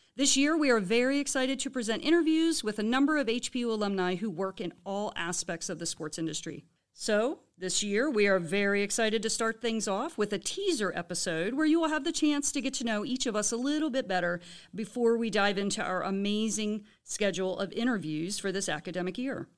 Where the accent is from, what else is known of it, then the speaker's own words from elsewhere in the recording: Baltimore area, Maryland, United States; also born or lived in New Orleans; now in High Point, United States; I am from the Baltimore area